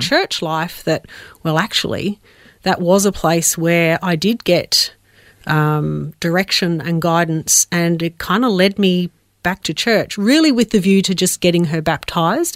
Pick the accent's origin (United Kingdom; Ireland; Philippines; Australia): Australia; Adelaide, South Australia; also born or lived in Melbourne; I was born in Melbourne, uh, but we moved to Adelaide when I was about five, uh, f-, for my dad's work